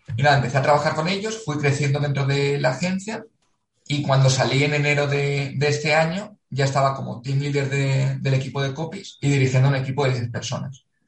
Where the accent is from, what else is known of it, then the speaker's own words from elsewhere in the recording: Valencia, Valencian Community, Spain; moved away as an adult; also born or lived in Macedonia / South Korea / South Africa; Valencia, de donde soy.